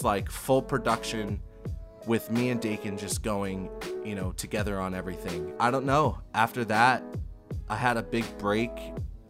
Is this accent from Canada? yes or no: no; New Jersey, United States; one of my friends, Cooper Davis, that I grew up with in New Jersey